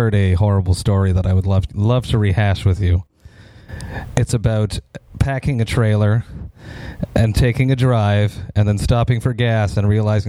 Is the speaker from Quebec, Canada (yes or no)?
yes; Montreal, Quebec, Canada; people know that I'm from Montreal.